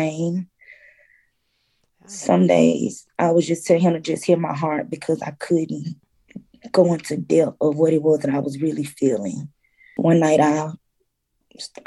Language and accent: English; Mississippi, United States; moved away; we're from Mississippi